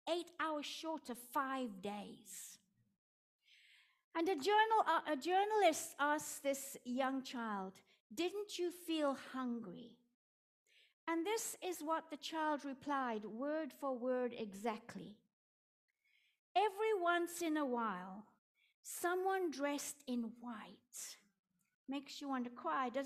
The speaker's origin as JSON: {"language": "English", "country": "South Africa", "accent": "Afrikaans", "said": "my Afrikaans accent"}